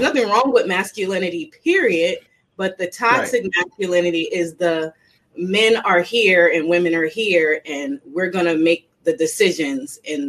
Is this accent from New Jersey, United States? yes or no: yes; New Jersey, United States; I'm just a tough girl. I'm from Jersey